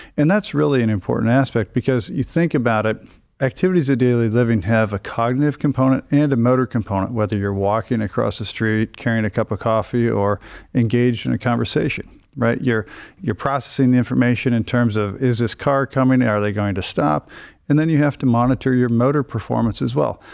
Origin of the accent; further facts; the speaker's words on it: Iowa, United States; moved away as an adult; now in Cleveland, United States; I'm originally from a very small town in Iowa, uh, about 1,200 people